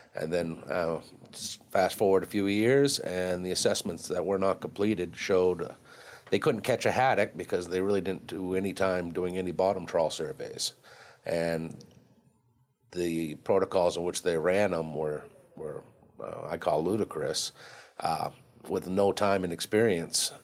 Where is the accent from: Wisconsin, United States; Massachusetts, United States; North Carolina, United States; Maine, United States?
Maine, United States; Harpswell; I'm from Harpswell, Maine